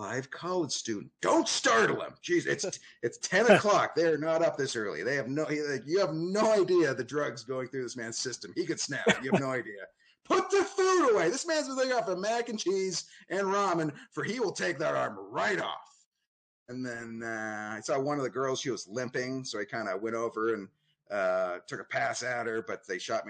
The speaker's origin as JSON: {"language": "English", "town": "Phoenix", "region": "Arizona", "country": "United States", "tie": "born or raised there", "also_born_or_lived": "Toledo, Ohio", "said": "I moved to Phoenix at the age of two"}